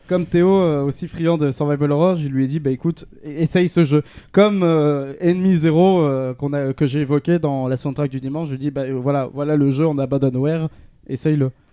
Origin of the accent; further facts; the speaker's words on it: France; en tant que Français